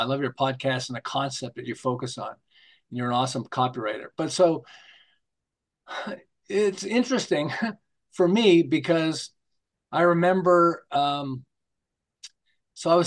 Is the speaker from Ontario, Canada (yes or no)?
no; Montreal, Quebec, Canada; now in Southern California, United States; I'm originally from Montreal, although I live in Southern California now